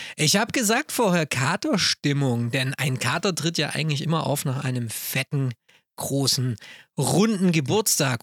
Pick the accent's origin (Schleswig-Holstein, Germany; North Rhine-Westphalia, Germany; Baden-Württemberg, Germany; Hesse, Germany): Baden-Württemberg, Germany; Swabia